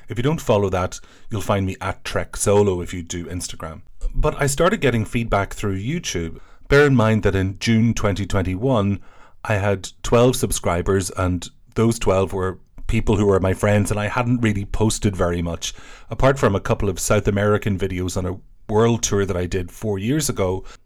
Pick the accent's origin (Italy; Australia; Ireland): Ireland; I'm an Irish person